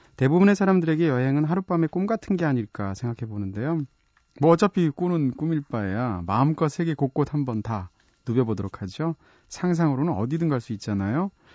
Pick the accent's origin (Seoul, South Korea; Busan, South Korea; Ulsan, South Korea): Seoul, South Korea; 서울에서는 어디만 가도 어렸을 때 살던 그런 지역만 가도 그때 내가 태어난 곳이 여긴가 싶기도 하고 초등학교가 여기 근처 어디 있었는데 싶기도 하잖아요.